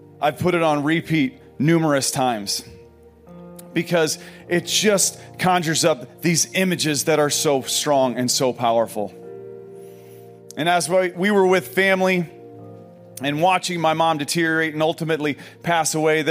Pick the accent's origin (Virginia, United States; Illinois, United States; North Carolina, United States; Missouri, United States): Illinois, United States; Pekin; moved away; a coffee shop in Pekin, Illinois, which is my hometown.